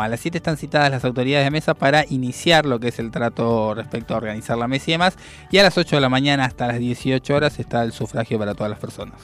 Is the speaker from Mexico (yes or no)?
no; Argentina; soñamos como argentinos